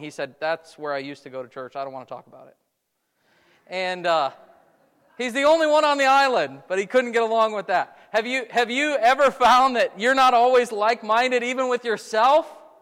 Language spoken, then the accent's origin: English; Wisconsin, United States; moved away; I grew up in Wisconsin.